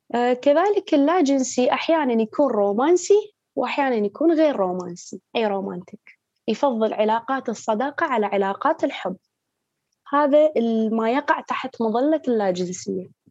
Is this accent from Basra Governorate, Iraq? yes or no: no; Baghdad, Baghdad Governorate, Iraq; من مواليد بغداد